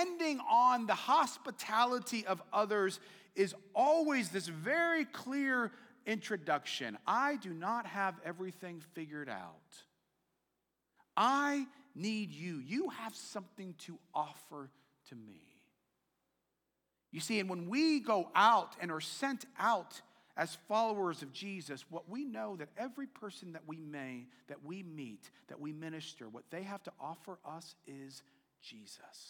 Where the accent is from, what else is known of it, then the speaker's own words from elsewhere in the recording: United States; As an American